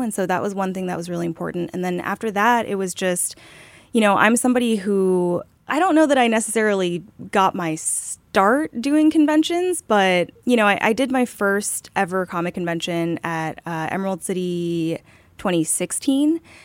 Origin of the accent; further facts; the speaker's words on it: South Korea; moved away; I was growing up in Korea at the time